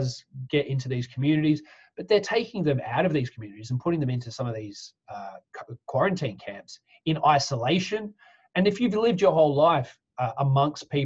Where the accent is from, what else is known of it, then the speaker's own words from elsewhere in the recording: Australia; now in United Kingdom; I'm Australian. I'm an Australian citizen